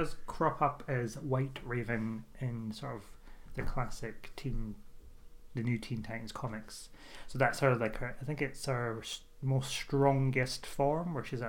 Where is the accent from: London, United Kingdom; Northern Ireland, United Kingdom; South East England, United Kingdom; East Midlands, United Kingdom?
London, United Kingdom; I'm from London. I'm calling from London at the minute.